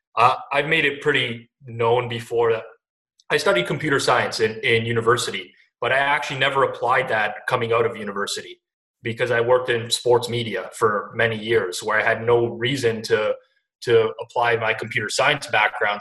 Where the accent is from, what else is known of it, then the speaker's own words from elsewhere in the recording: Toronto, Ontario, Canada; I grew up in Toronto, outskirts of Toronto, uh, and I've lived here my whole life